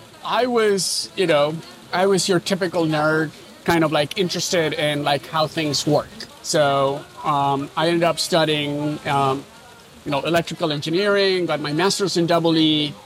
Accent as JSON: {"language": "English", "region": "California", "country": "United States", "lives_now": "Berlin, Germany", "said": "Look, entrepreneurship, I'm from Silicon Valley, right?"}